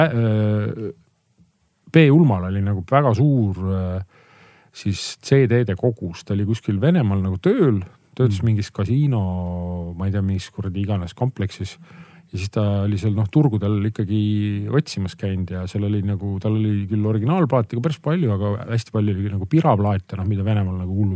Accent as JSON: {"language": "Estonian", "town": "Paikuse", "region": "Pärnu County", "country": "Estonia", "tie": "born or raised there", "said": "minu kodukohta Paikusele"}